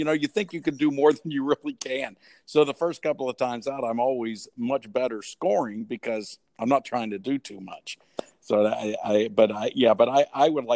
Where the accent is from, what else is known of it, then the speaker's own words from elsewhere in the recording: Ohio, United States; I'm from Ohio.